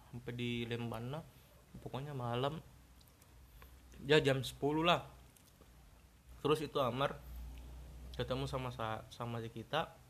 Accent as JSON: {"language": "Indonesian", "town": "Sinjai", "region": "South Sulawesi", "country": "Indonesia", "also_born_or_lived": "Selayar", "said": "ndak ciga saya orang Sinjai tapi lama kak di selayar"}